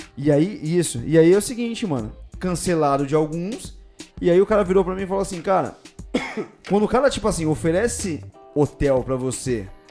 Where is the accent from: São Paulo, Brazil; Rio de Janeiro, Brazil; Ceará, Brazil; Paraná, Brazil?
São Paulo, Brazil; accent: paulista